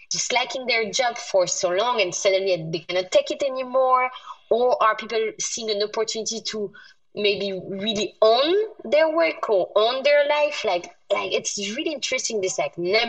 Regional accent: France; moved away; I was born in France, but being the first generation French in my family, my parents were born in North Africa

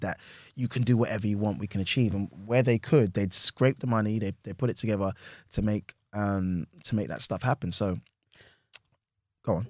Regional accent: London, United Kingdom; I'm from Hackney

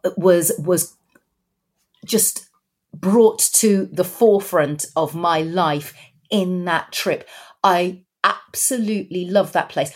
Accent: United Kingdom; I was born in Britain, raised in Britain

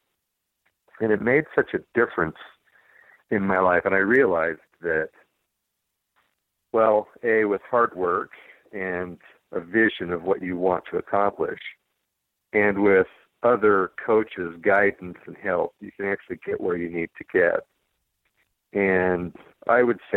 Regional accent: Boise, Idaho, United States; I was born and raised in Boise, Idaho.

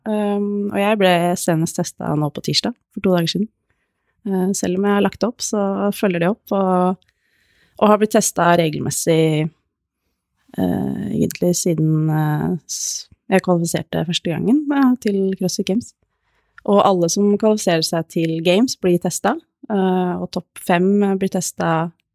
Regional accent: Hokksund, Buskerud, Norway; moved away as an adult; now in Nittedal, Norway; jeg er oppvokst i Hokksund, Norges navle

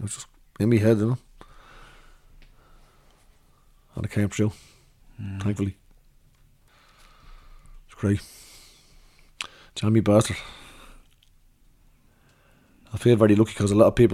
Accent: Dublin, Leinster, Ireland; I grew up swimming in Howth because we're on the dart line there

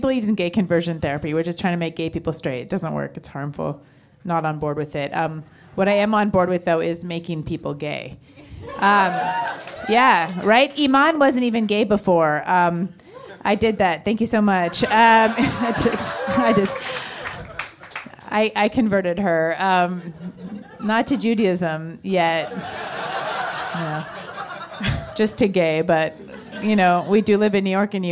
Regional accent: Canada; moved away as an adult; now in United States; We're also from Canada

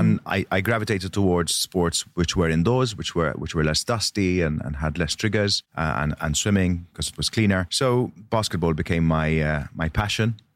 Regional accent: Malta; I was born in Malta

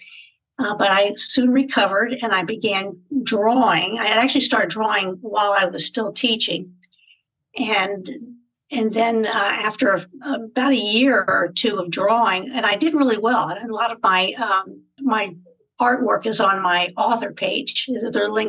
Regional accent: West Virginia, United States; moved away as an adult; also born or lived in Germany / Spain; now in Virginia, United States; I was born and raised in West Virginia, went to school there

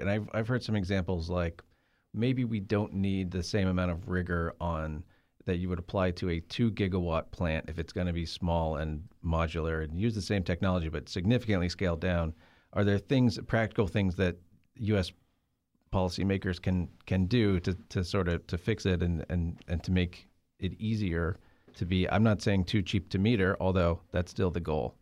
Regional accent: Rockingham, North Carolina, United States; I grew up near Rockingham. There's the Rockingham Motor Speedway. This is in North Carolina

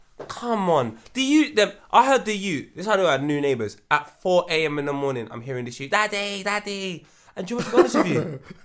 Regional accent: Brixton, London, United Kingdom; I'm from South London. I'm like, oh, go on, my brother, what part? Yeah. I'm from Brixton.

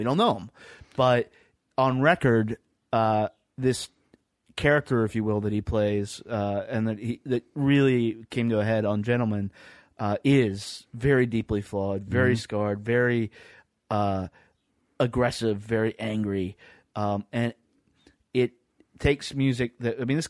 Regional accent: Ohio, United States; I'm from Ohio.

